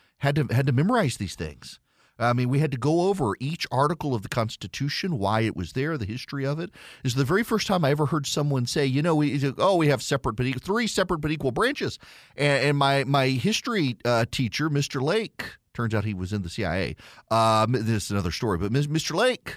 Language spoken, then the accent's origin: English; Dubai, United Arab Emirates; You know, I grew up in Dubai. I did not grow up in the United States. We would come home during the summer, but my education was in Dubai.